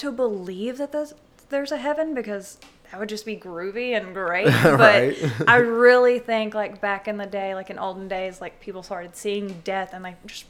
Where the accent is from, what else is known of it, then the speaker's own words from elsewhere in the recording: Batesville, Arkansas, United States; also born or lived in Newport, Arkansas; I was born in Newport, lived here in Batesville, basically